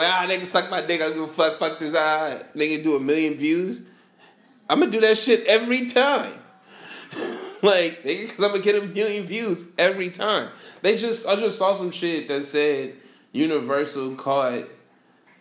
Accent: West Coast, United States; we're from the West Coast

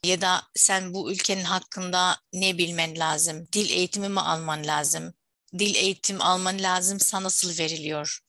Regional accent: Syria; Turkish is a second language; moved away as an adult; now in Turkey; Suriyeli misin? Evet dedim

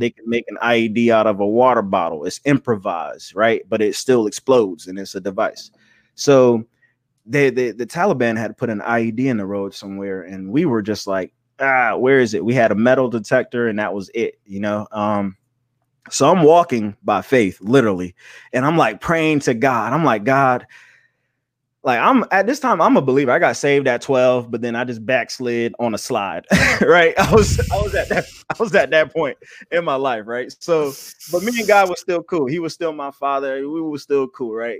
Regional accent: Charleston, South Carolina, United States; I'm from Charleston, South Carolina

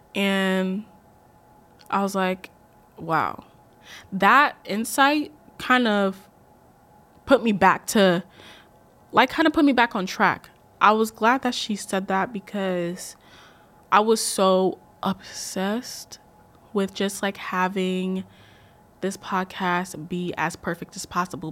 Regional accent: Columbus, Ohio, United States; I am from Columbus, Ohio, but I am Ghanaian at heart

